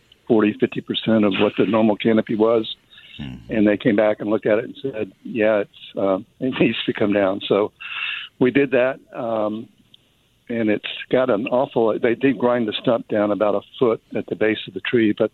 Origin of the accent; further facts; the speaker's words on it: Louisiana, United States; now in Texas, United States; I'm from Louisiana